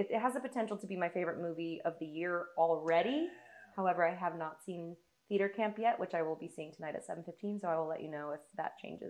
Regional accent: Vacaville, California, United States; My hometown is literally called Vacaville. Cowtown.

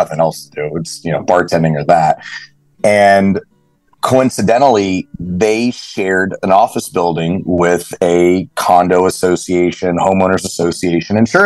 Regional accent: Lake Lanier, North Georgia, United States; now in Fort Lauderdale, United States; I grew up in North Georgia on Lake Lanier, lake boats, wakeboarding

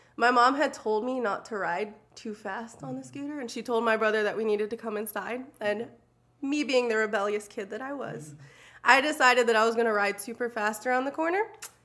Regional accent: Alabama, United States; born there; I was born in Alabama, but my dad worked construction, so we ended up like traveling every couple of months

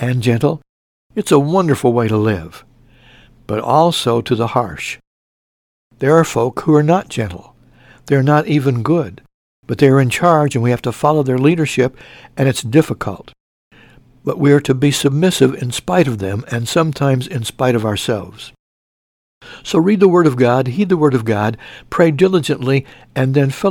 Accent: Mount Carmel, Illinois, United States; when I was in high school in my hometown of Mount Carmel, Illinois

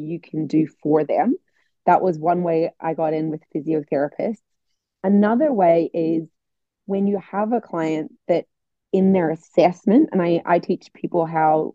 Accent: Northern Ireland, United Kingdom; I'm from Northern Ireland

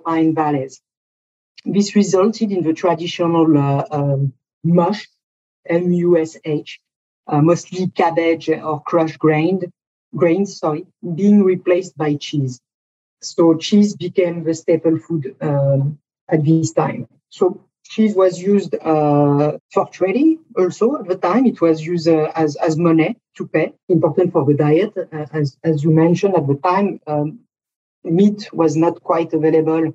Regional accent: France; moved away as an adult; now in United States; my accent tells a lot about myself. So I'm French. I've been living in the US for 20 years

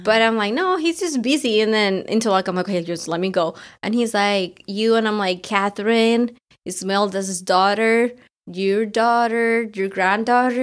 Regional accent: Colombia; moved away; it was the first time that I was going back to my country after, like, eighteen years

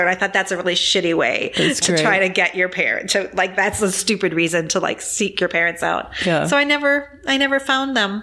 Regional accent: Green Bay, Wisconsin, United States; I was born in Green Bay, Wisconsin

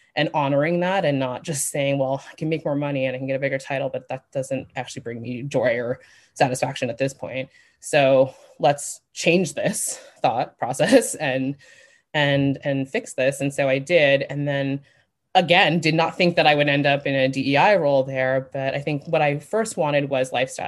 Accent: New York, United States; moved away as an adult; also born or lived in Las Vegas; I grew up in New York

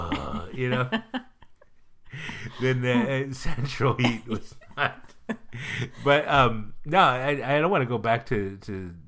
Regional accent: Pleasanton, California, United States; I was raised in Pleasanton with no AC.

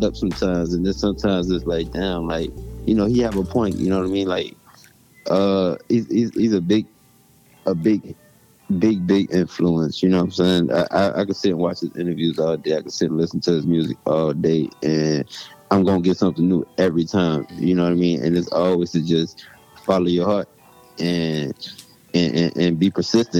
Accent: New Orleans, Louisiana, United States; I'm from New Orleans.

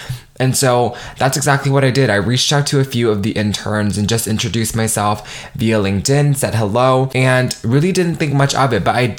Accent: Nigeria; make my mark as a first gen and like as a Nigerian woman.

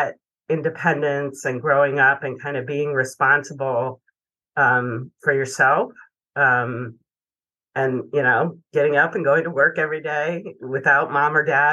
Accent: Williamsport, Pennsylvania, United States; moved away as an adult; also born or lived in Philadelphia; I grew up in central Pennsylvania. In a relatively small town, Williamsport.

